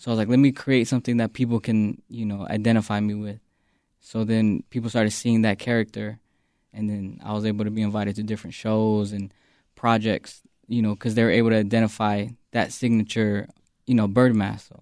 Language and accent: English; Phoenix, Arizona, United States; now in Chicago, United States; West Phoenix is very like, you know, you think West Coast